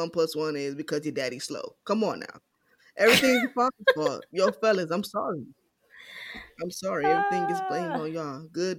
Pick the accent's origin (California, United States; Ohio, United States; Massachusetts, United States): California, United States; also born or lived in New York; now in Dallas, United States; I've lived in 3 different states, born and raised in California. Moved to New York